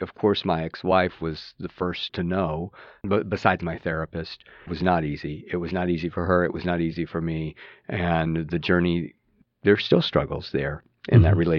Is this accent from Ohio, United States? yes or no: no; South Texas, United States; I'm a Texan. I grew up in South Texas. Early childhood was West Texas. The son of a Southern Baptist preacher and a high school drama teacher.